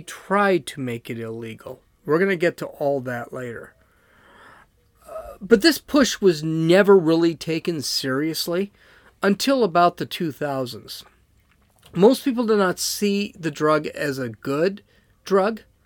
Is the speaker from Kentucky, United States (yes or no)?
no; San Diego, California, United States; I'm from San Diego.